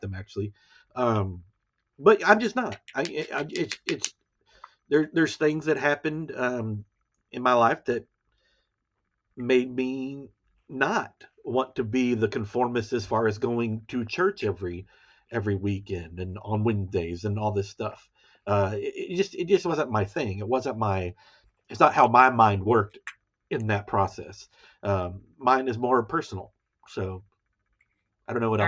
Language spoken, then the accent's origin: English; Temple, Texas, United States; moved away as an adult; also born or lived in College Station, Texas / Dallas area, Texas; now in Dallas, United States; I'm originally from Temple, Texas, which is basically, you know, my podcast kind of surrounds about. You know, I lived there my whole life from day one until I was about 20 years old